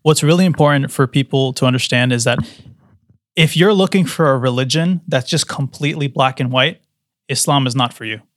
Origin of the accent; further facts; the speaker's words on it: United States; growing up in the West, in America